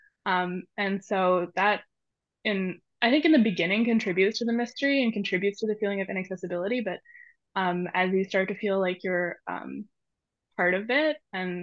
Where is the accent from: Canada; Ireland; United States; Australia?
Canada; Montreal, Quebec; moved away as an adult; growing up in Canada